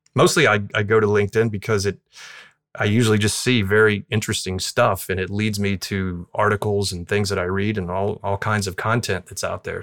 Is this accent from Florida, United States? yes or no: yes; Southwest Florida, United States; I grew up in Southwest Florida, close to where I practice now